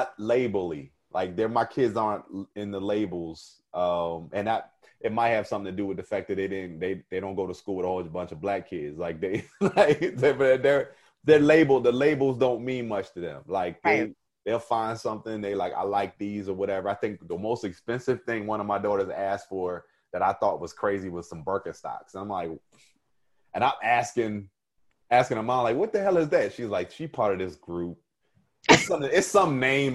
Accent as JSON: {"language": "English", "region": "New Jersey", "country": "United States", "said": "I was from Jersey. I had an accent"}